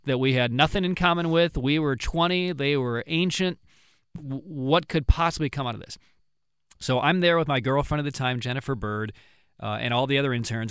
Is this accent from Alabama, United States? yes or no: no; Pontiac, Illinois, United States; moved away; my hometown